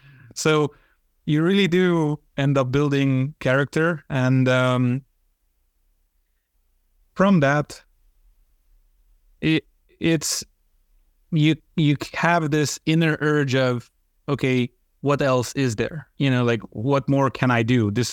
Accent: Transylvania, Romania; English is a second language; Well, growing up in Romania isn't all that special. What is special in our specific area of Transylvania is that there is a very high number of Hungarians there. And I was one of them, or I am one of them, right?

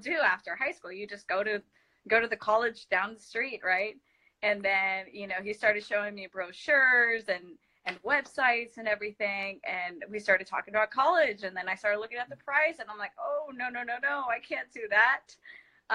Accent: Los Angeles, California, United States; English is a second language; It's in Los Angeles. It's called Sylmar. That's where I grew up.

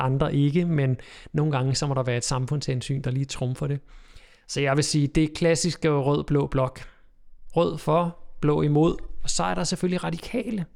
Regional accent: Køge, Zealand, Denmark; Derude, hvor jeg kommer fra, ude på Bøgelandet, lige uden for Køge

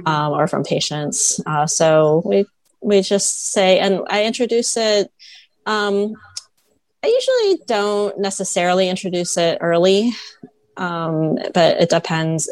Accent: Toledo, Ohio, United States; I grew up in Toledo, Ohio

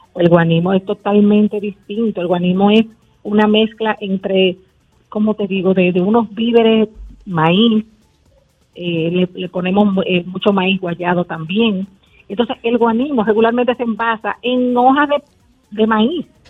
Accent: San Juan de la Maguana, San Juan, Dominican Republic; Yo soy de San Juan de la Maguana

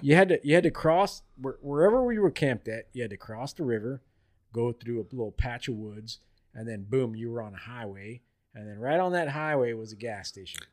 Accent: Florida, United States; I grew up in Florida my whole life

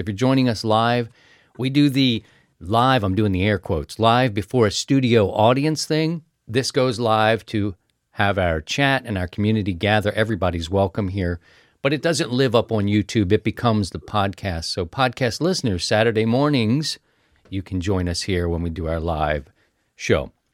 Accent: Maryland, United States; moved away; my home state

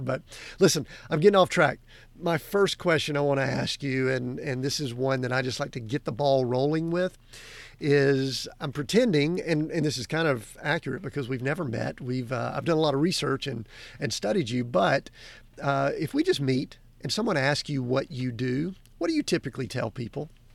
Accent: Atlanta, Georgia, United States; I grew up in Atlanta

